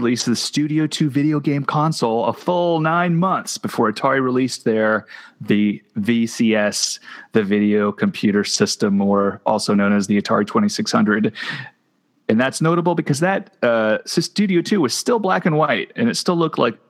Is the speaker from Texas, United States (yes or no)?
yes; Texas, United States; I'm from Texas.